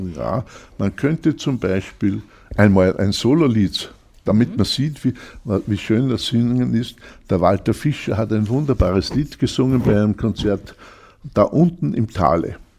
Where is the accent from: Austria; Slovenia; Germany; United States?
Austria; Grein, Upper Austria; also born or lived in Linz; Ich bin in Grein aufgewachsen